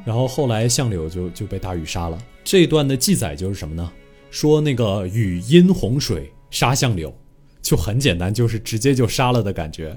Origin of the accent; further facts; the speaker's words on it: China; 这点我觉得我们中国人民真的非常非常了不起